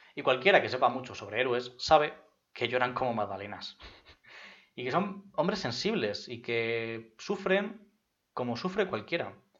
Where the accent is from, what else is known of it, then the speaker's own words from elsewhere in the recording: Madrid, Community of Madrid, Spain; yo soy de Madrid